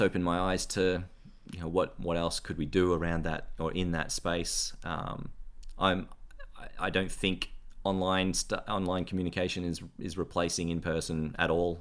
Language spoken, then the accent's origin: English; Ballarat, Victoria, Australia; moved away as an adult; also born or lived in Geelong / United States; I grew up mostly in Ballarat and Geelong and, and in a little town in between